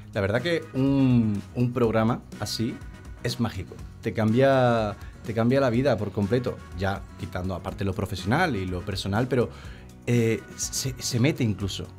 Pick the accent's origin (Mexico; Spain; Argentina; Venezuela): Spain; Seville, Andalusia; soy de Sevilla